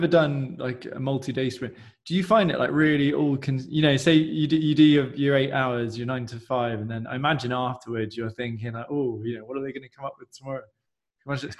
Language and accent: English; United Kingdom; we're being really British